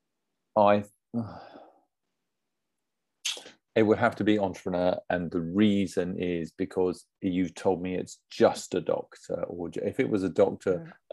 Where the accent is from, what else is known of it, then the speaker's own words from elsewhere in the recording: Essex, East of England, United Kingdom; I'm from Essex